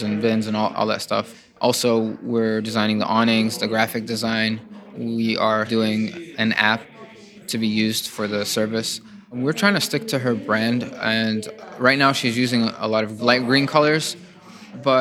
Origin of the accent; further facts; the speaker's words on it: Dearborn, Michigan, United States; I'm Palestinian, and I'm from Dearborn